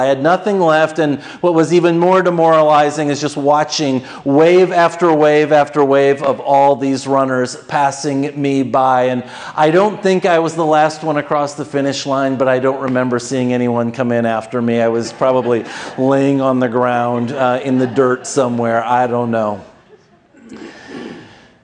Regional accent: Minnesota, United States; I grew up in Minnesota

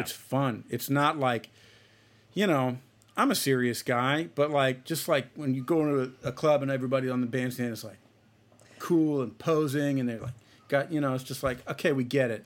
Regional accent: Celina, Ohio, United States; moved away; I'm from a, a small town in Ohio. It's called Salina. Um, it's spelled with C E L I N

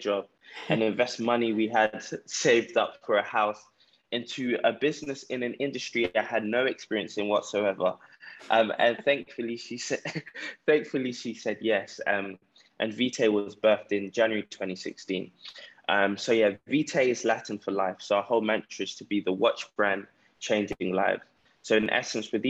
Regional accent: London, United Kingdom; now in Ghana; I grew up in South London, grew up in a council estate.

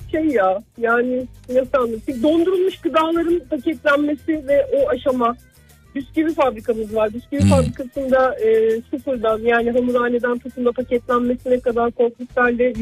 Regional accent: Sivas Province, Turkey; now in Bursa, Turkey; bir Sivaslı olarak

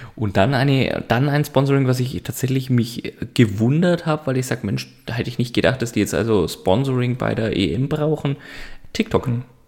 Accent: Franconia, Bavaria, Germany; Muss ich als Franke nachfragen

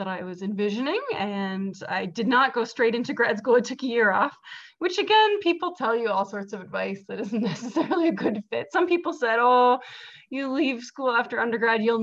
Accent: Ottawa, Ontario, Canada; I grew up in Ottawa, and so being bilingual had sort of followed me.

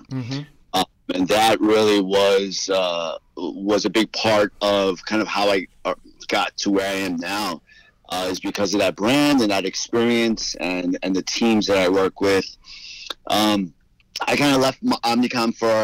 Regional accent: New York, United States; moved away as an adult; now in Miami, United States; Born and raised in New York, youngest of four boys to parents who immigrated from Guatemala

